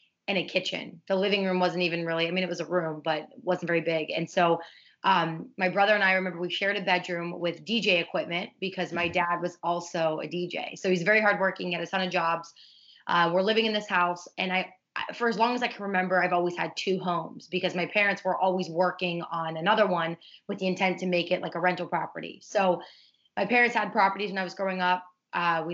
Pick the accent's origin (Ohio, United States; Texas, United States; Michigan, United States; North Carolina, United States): Ohio, United States; also born or lived in Pittsburgh, Pennsylvania; now in South Florida, United States; I was raised in Ohio